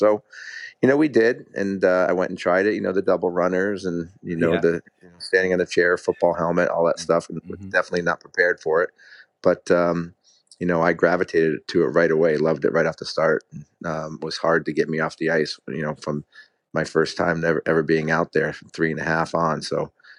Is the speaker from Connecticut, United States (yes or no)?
yes; Connecticut, United States; At the time, I was living in Connecticut, and my family, we lived in an apartment complex